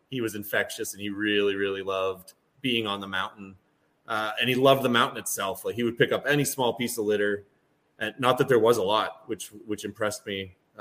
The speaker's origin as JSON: {"language": "English", "region": "Ontario", "country": "Canada", "said": "I'm Canadian"}